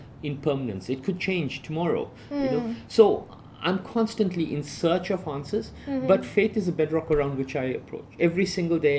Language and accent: English; South Africa; I grew up in South Africa